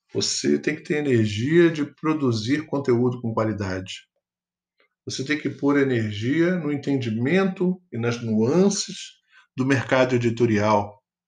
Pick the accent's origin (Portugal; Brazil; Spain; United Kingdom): Brazil; Rio de Janeiro; sou natural do Rio de Janeiro